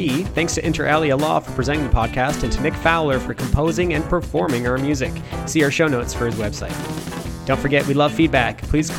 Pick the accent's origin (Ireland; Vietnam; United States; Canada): Canada; Dundas, Ontario; It's in my hometown of Dundas, Ontario.